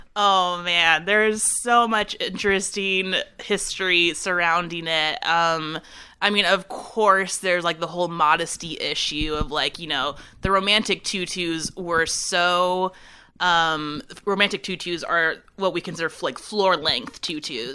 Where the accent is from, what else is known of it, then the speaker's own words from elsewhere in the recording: San Francisco Bay Area, California, United States; also born or lived in Chicago; now in Winston-Salem, United States; I'm originally from California. I'm from the San Francisco Bay Area